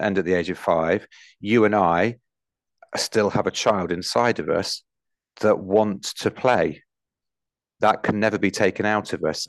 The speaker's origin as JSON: {"language": "English", "town": "Nottingham", "region": "East Midlands", "country": "United Kingdom", "tie": "born or raised there", "said": "I grew up in Nottinghamshire where the miners' strikes were on"}